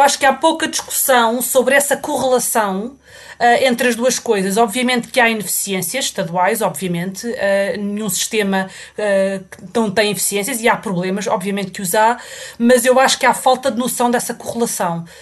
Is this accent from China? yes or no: no; Portugal; moved away as an adult; now in England; Eu saí de Portugal uh, quando acabei, uh, pouco depois de ter acabado a faculdade, ao fim de pouco tempo de, de, de estar no mercado de trabalho, um, e já vão mais de 20 anos e nunca mais voltei